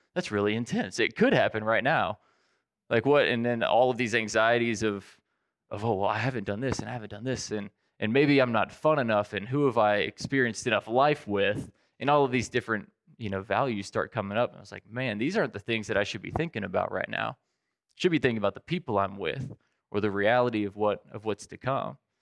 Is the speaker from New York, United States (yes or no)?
no; Southwest Virginia, United States; growing up in Southwest Virginia